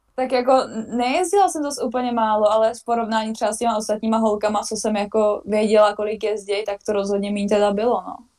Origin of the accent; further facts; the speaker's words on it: Vysočina Region, Czechia; moved away as an adult; now in Switzerland; jsem vlastně z Vysočiny